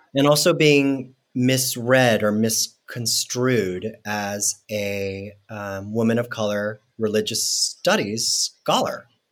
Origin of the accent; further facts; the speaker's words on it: Mexico City, Mexico; now in United States; when I grew up in Mexico City, there was such a large Mormon community